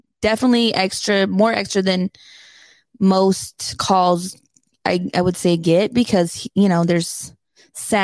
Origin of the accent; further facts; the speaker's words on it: Washington, United States; now in Las Vegas, United States; I'm from Washington State. That's where the good apples grow